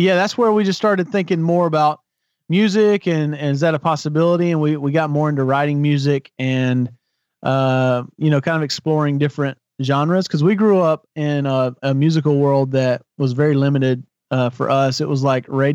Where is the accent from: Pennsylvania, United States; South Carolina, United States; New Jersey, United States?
South Carolina, United States; I grew up in South Carolina